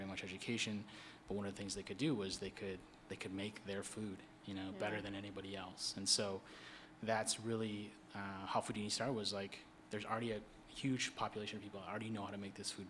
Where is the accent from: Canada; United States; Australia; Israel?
United States; Minnesota; moved away as an adult; now in Washington, D.C., United States; there was a large Southeast Asian Hmong community in Minnesota. So that's where I grew up